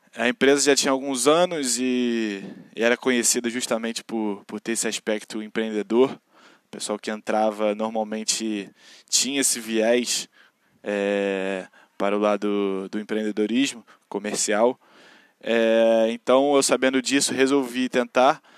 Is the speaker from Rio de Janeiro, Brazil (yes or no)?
yes; Rio de Janeiro, Brazil; accent: carioca; moro na periferia do Rio de Janeiro, sou carioca da Gema, assim como vocês podem perceber pelo sotaque.